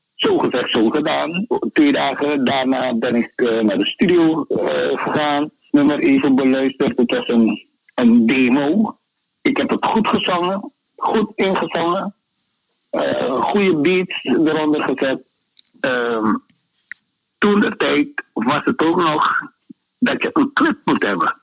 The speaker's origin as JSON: {"language": "Dutch", "country": "Suriname", "tie": "born or raised there", "said": "Ik ben opgegroeid in Suriname"}